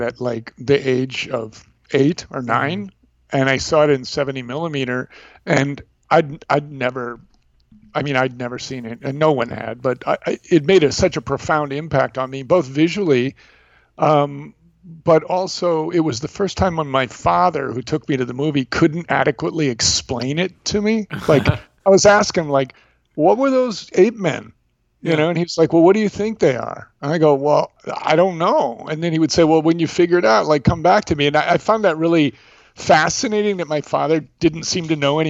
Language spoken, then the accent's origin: English; St. Cloud, Minnesota, United States; moved away; I was growing up in St. Cloud, Minnesota at that time, which is north of Minneapolis.